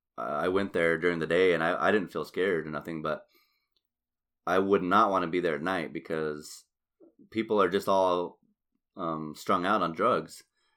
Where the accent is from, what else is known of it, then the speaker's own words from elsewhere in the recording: Albuquerque, New Mexico, United States; growing up in Albuquerque